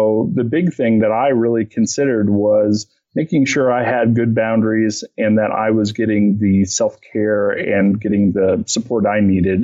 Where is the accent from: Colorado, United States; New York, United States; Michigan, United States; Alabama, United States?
Colorado, United States; Boulder; I'm from Boulder